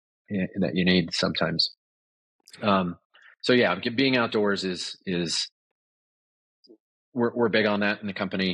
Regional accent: Southern California, United States; moved away as an adult; also born or lived in Los Angeles, California; now in Colorado, United States; I grew up in Southern California.

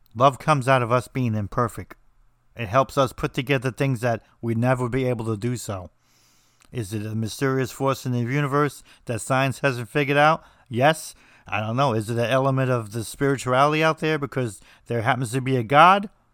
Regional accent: New Jersey, United States; I'm from New Jersey, so we say everything strange.

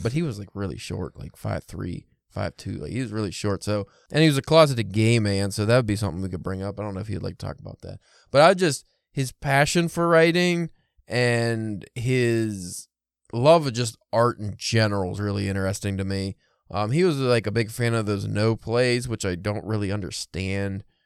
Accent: United States; I'm American boy

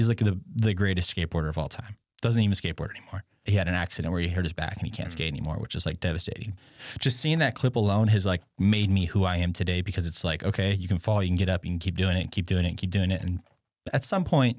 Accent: Grass Valley, California, United States; So Grass Valley, I always define it as like there's two parallels and there's like a lot of hippies and a lot of rednecks.

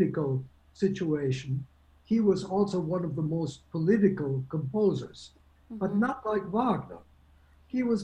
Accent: Germany; moved away; I was born in Germany

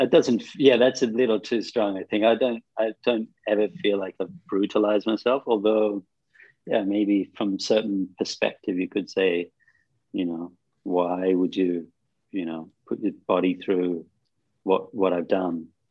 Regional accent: Australia; moved away as an adult; also born or lived in Sydney / Cairns; now in India; Growing up in Australia

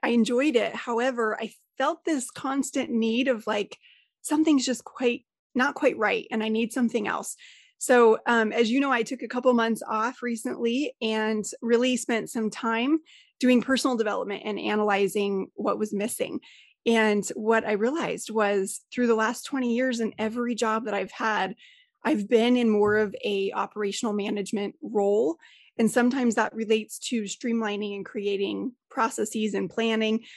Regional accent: Colorado, United States; I'm originally from Colorado.

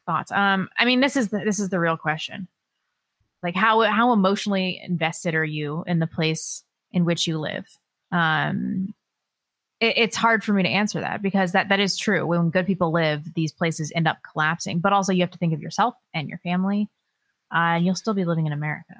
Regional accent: Northern California, United States; I was born in Northern California, and it's it's lovely up there

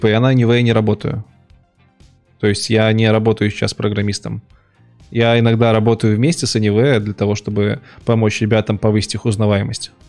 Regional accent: Minsk, Belarus; Я ж не из Финляндии, я из Минска.

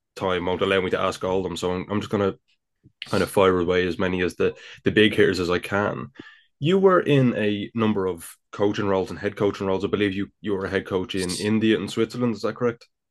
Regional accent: Ireland; I'm clearly from the Republic of Ireland

